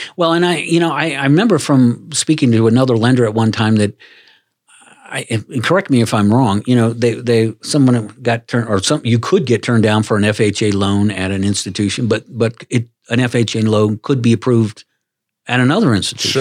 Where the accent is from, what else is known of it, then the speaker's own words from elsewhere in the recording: Washington, D.C. area, Maryland, United States; moved away; I'm from the Washington, D C area, Maryland, so I was raised in a completely different, uh, arena.